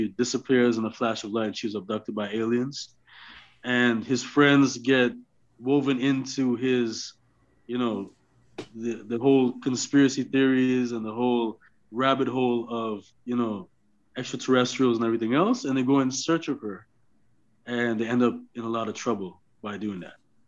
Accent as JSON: {"language": "English", "town": "Toronto", "region": "Ontario", "country": "Canada", "moved": "yes", "lives_now": "Los Angeles, United States", "said": "I'm originally from Toronto, Canada, but I moved"}